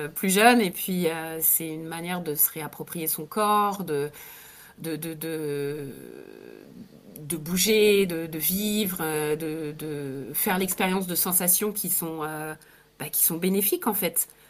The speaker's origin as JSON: {"language": "French", "country": "France", "tie": "born or raised there", "also_born_or_lived": "England / Italy", "moved": "as an adult", "said": "je suis née en France, j'ai passé pas mal de temps à l'étranger, en Angleterre, en Italie"}